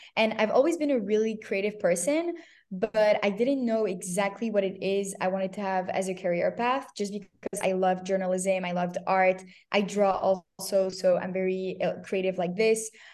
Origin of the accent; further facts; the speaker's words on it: Canada; moved away as an adult; also born or lived in Paris, France / Tel Aviv, Israel / New York, United States; I was born in Paris, grew up in Canada